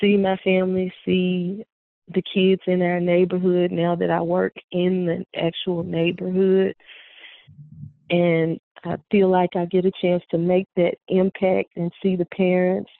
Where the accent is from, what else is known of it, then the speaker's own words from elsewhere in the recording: Memphis, Tennessee, United States; I'm actually a native Memphian. I grew up in a neighborhood called Westwood Doubletree area.